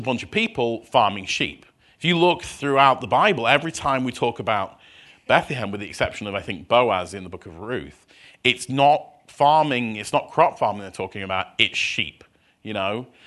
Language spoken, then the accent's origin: English; Scunthorpe, Yorkshire and the Humber, United Kingdom; moved away as an adult; now in Minnesota, United States; I was born in a town in the north of England, which most people haven't heard of, which is a place called, uh, Scunthorpe.